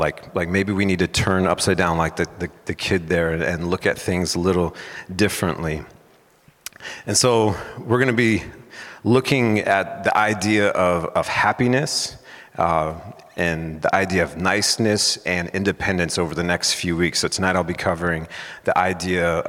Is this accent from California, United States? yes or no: yes; San Diego, California, United States; moved away as an adult; now in Mount Pleasant, United States; I'm originally from San Diego, California. I lived there most of my life up until 11 years ago